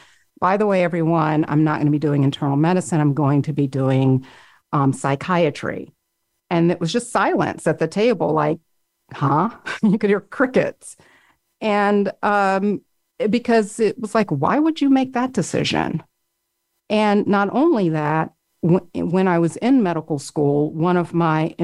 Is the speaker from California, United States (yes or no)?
no; Florida, United States; I grew up in Florida, which isn't the deep South, even though it is deeply South geographically, but still it had more of a Southern mentality.